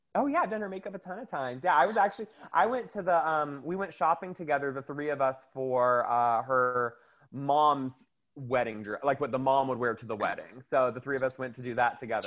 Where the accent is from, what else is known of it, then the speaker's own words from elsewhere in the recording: the South, United States; I'm from, I grew up in the South